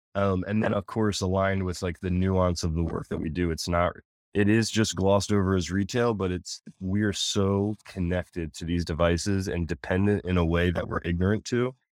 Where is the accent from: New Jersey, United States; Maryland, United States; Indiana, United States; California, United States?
Maryland, United States; Anne Arundel County; I grew up in Anne Arundel County